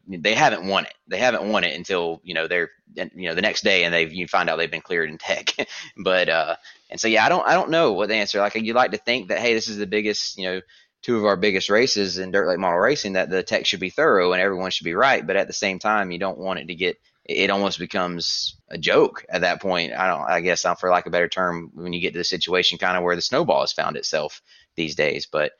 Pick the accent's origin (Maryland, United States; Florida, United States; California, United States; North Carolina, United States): Florida, United States; Pensacola; moved away; I grew up near Pensacola, Florida